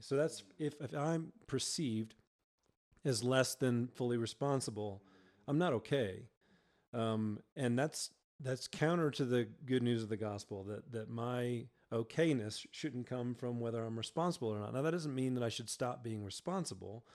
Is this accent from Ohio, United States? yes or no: no; Georgia, United States; moved away as an adult; now in Colorado, United States; I was born and raised in Georgia and came out to Colorado